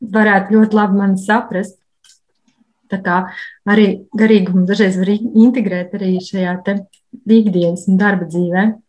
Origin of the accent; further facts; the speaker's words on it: Riga, Latvia; es esmu no Rīgas